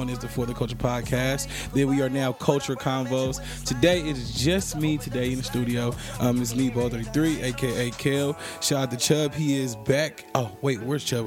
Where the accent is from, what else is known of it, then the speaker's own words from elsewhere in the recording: Bay Area, California, United States; moved away; go back to the Bay Area, to my hometown